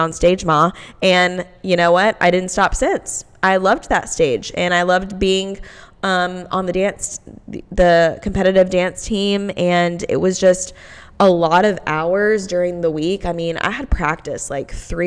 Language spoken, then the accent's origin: English; Kernersville, North Carolina, United States; where I grew up in Kernersville